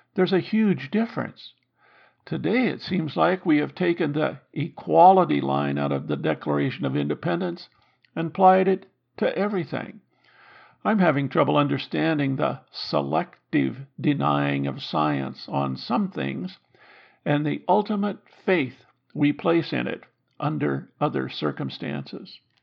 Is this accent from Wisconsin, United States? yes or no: no; Iowa, United States; Growing up in Iowa